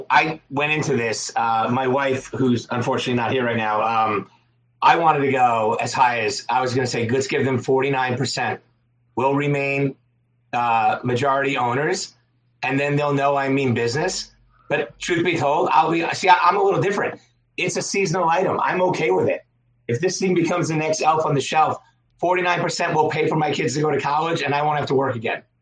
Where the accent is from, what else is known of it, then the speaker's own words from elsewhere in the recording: Long Island, New York, United States; I'm from Long Island.